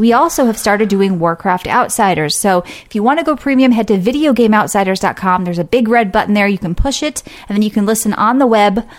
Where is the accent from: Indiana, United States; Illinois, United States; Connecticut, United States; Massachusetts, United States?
Connecticut, United States; I'm from Connecticut.